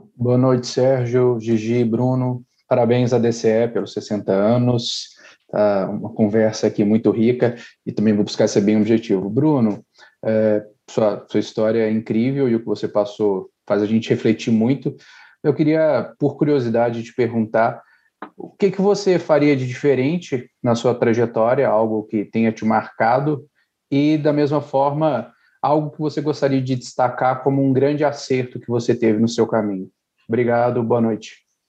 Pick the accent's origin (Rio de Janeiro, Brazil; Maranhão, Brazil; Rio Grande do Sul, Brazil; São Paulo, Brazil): Rio Grande do Sul, Brazil; Caxias do Sul; E eu sou de Caxias do Sul, Rio Grande